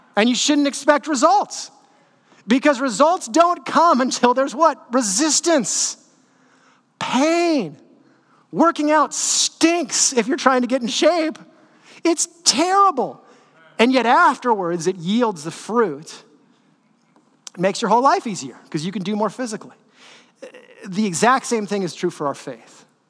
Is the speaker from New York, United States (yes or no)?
no; Northern California, United States; I grew up in NorCal, but I'm like SoCal at heart